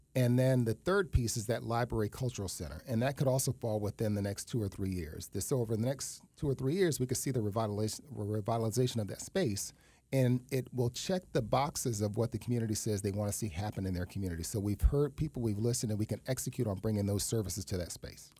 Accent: New York City, New York, United States; moved away as an adult; also born or lived in Tallahassee, Florida / Florida; now in West Palm Beach, United States; I was raised in East Harlem.

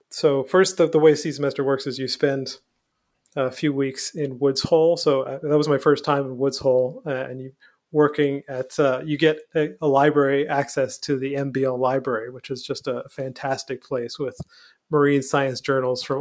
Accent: Newfoundland and Labrador, Canada; moved away; I'm from Newfoundland, so I'm from a very maritime oh. place. I grew up on an island

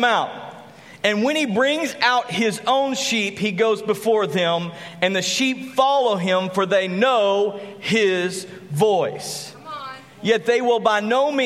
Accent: Graham, Texas, United States; also born or lived in San Angelo, Texas; I grew up in Graham, Texas, and then we moved to San Angelo, Texas

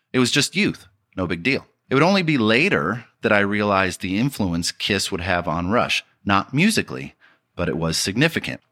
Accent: Detroit, Michigan, United States; growing up in Detroit

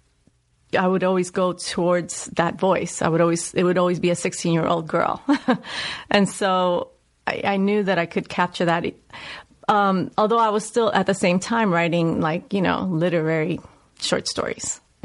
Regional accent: New York City, New York, United States; accent: Puerto Rican, New Yorker Bronx dialect; moved away; I grew up in the South Bronx. I grew up in the housing projects, 183rd. And I grew up during the rise of hip hop and crack epidemic.

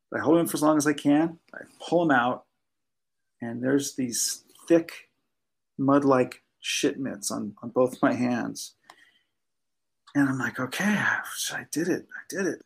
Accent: Southern California, United States; I grew up in Southern California

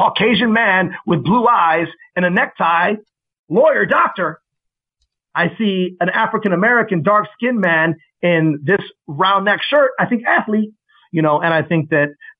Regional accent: Mexico City, Mexico; moved away; I was raised in Mexico City 5 years. And speaking Spanish was essentially one of my native tongues

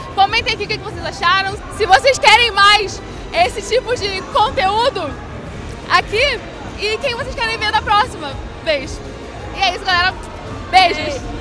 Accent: Rio de Janeiro, Brazil; nós somos cariocas

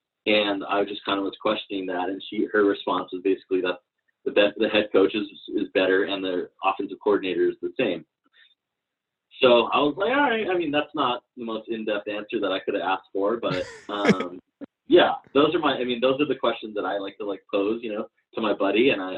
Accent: Waimea, Hawaii, United States; I grew up in Hawaii, and Hawaii, you're either a 49er fan or a Cowboy fan, pretty much extensively. Doesn't matter where you're from. And so like my hometown Pop Warner team was the Cowboys, the Waimea Cowboys.

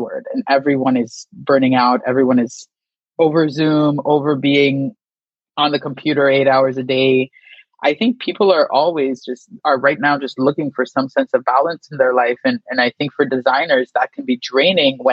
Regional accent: San Fernando, Trinidad & Tobago; moved away as an adult; also born or lived in New York; I was born in Trinidad, San Fernando, to be exact. And I lived in Trinidad until I was about 18 before I went to college at St. John's University in New York

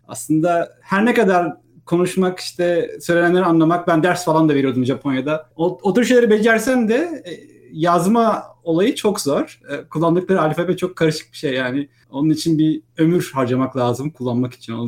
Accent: İzmir, Turkey; moved away as an adult; also born or lived in Istanbul, Turkey / Vancouver, Canada; Ben İzmirliyim aslında. 1980 İzmir doğumluyum

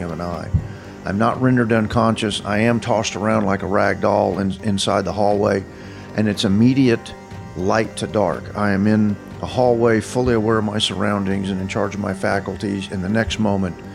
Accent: Fort Worth, Texas, United States; as a kid growing up in Fort Worth

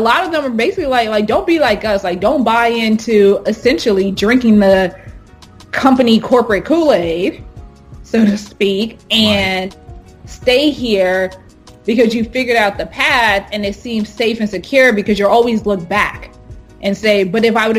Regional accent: Houston, Texas, United States; moved away as an adult; also born or lived in Hampton, Virginia / London; growing up in Houston, Texas, I grew up knowing and being around affluent African Americans

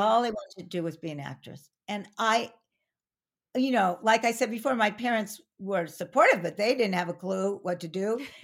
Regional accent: Pasadena, California, United States; also born or lived in Arcadia / San Francisco; I was born in that hospital, I was born in Pasadena

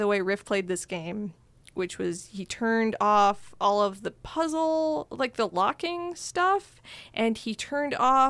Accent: Midwest, United States; I'm from the Midwest. And I was in like a small town

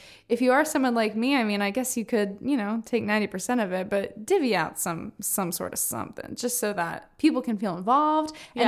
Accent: Orlando, Florida, United States; She is from my hometown of Orlando and home city.

